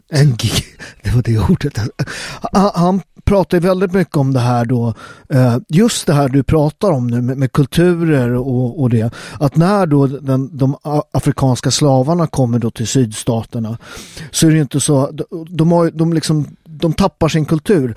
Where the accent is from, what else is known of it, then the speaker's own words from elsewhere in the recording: Sweden; Jag är ju född och uppväxt i Sverige